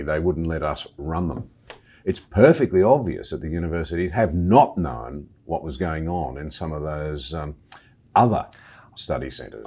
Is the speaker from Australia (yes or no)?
yes; Australia; As an Australian